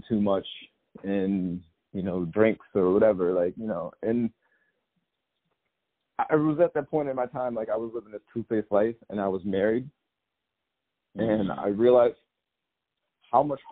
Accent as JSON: {"language": "English", "region": "upstate New York", "country": "United States", "tie": "born or raised there", "said": "I grew up in upstate New York and still live in upstate New York right now"}